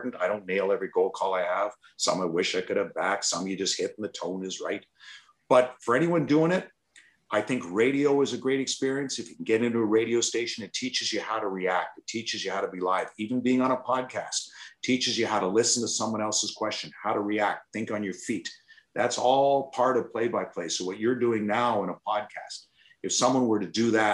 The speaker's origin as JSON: {"language": "English", "town": "Toronto", "region": "Ontario", "country": "Canada", "tie": "born or raised there", "moved": "as an adult", "lives_now": "Detroit, United States", "said": "I never got to the American League or the Ontario Hockey League growing up in Toronto"}